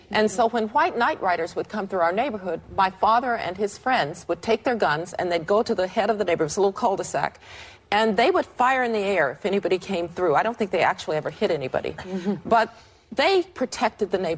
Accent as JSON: {"language": "English", "town": "Birmingham", "region": "Alabama", "country": "United States", "tie": "born or raised there", "said": "I was a little girl growing up in Birmingham, Alabama, in uh, the late 50s, early 60s."}